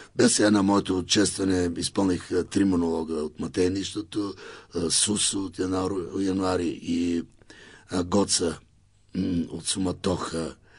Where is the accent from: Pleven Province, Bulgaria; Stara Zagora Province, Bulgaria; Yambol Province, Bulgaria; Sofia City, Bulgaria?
Yambol Province, Bulgaria; Elhovo; Аз съм от Южния и Източна България. Аз съм от Елхово.